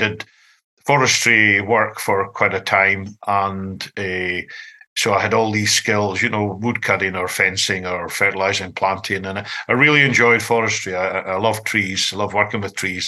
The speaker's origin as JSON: {"language": "English", "region": "Scotland", "country": "United Kingdom", "said": "I'm the Scottish guy"}